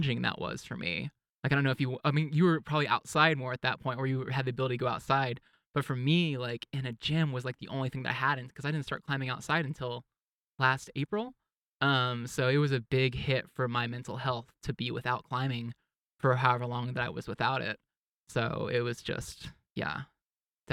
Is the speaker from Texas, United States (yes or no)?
yes; East Texas, United States; I grew up in East Texas where it was very conservative and religious and everything